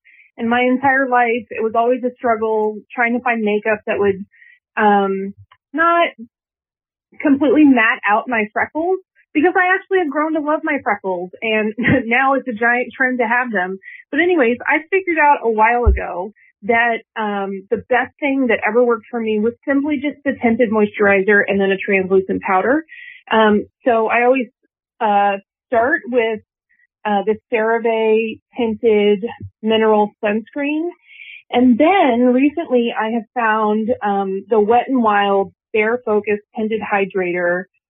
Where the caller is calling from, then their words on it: Florida, United States; I'm calling from Florida.